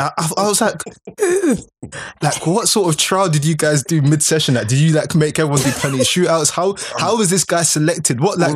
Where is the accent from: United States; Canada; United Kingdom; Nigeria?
Nigeria; I'm a Nigerian